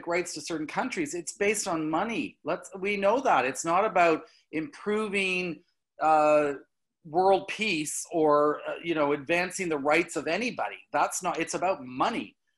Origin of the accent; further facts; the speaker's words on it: Canada; I'm Canadian